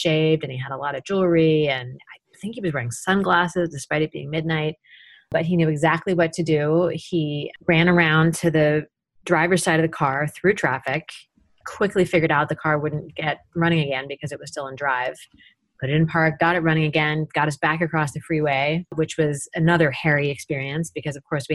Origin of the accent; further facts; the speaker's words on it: Tacoma, Washington, United States; my hometown of Tacoma